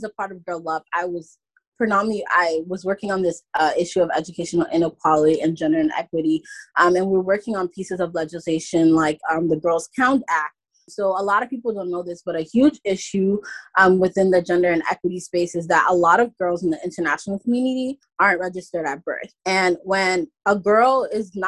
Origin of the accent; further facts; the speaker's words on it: New York City, New York, United States; I grew up in New York City my entire life.